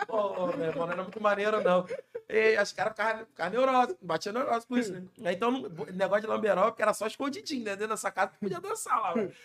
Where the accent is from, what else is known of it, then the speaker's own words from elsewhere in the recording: Rio de Janeiro, Brazil; also born or lived in São Paulo; Cria do Borel, Tijuca